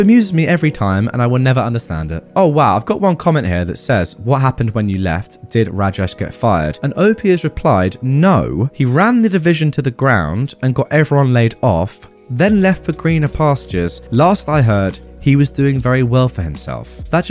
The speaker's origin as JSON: {"language": "English", "country": "India", "said": "I'm originally from India and my husband is from Pakistan."}